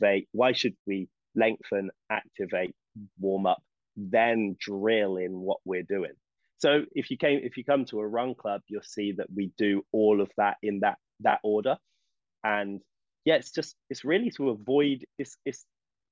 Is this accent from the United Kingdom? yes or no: yes; England, United Kingdom; moved away; I'm English.